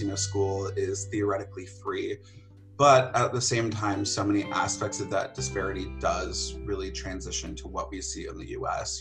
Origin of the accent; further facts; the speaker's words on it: northwestern Connecticut, United States; I grew up in northwestern Connecticut